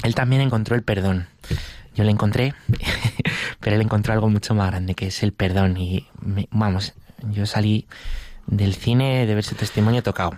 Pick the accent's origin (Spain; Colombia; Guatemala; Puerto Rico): Spain; Valdemoro, Community of Madrid; en Valdemoro, que es mi pueblo